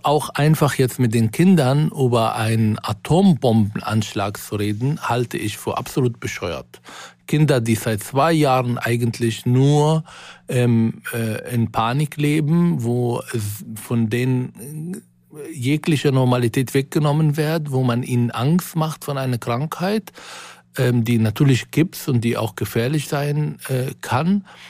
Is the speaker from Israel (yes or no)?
yes; Israel; moved away; in meine Heimat zurückzukehren